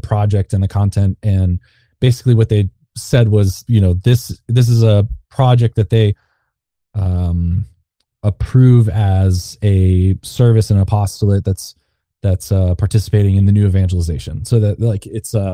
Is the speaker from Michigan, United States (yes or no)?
no; Fort Worth, Texas, United States; I'm from Fort Worth, Texas